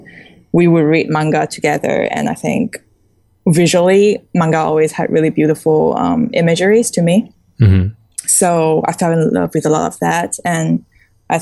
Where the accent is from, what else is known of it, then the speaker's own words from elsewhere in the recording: Singapore; also born or lived in China; growing up in China, we were quite sheltered in, you know, being exposed to art and stuff. And after I moved to Singapore, I was pretty much, you know, just growing up on my own